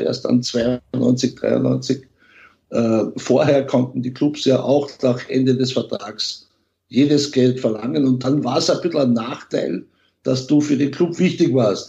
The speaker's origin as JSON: {"language": "German", "region": "Carinthia", "country": "Austria", "tie": "born or raised there", "also_born_or_lived": "Vienna", "moved": "yes", "said": "Ich bin ja in Kärnten aufgewachsen"}